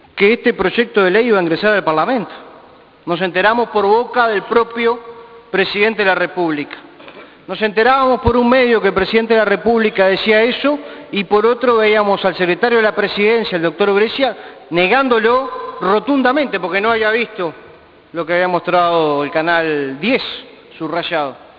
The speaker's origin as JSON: {"language": "Spanish", "country": "Uruguay", "said": "esos somos los uruguayos, gente que vota y que elige libremente a quien lo va a gobernar"}